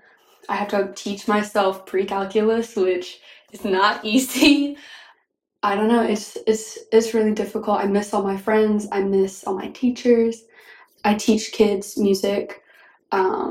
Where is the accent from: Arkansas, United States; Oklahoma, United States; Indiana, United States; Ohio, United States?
Arkansas, United States; Northwest; I am from Northwest Arkansas.